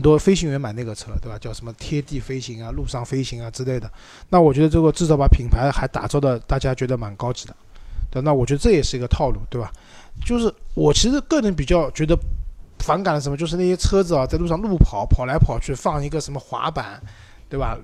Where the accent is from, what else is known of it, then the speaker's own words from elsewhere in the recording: China; 我们中国人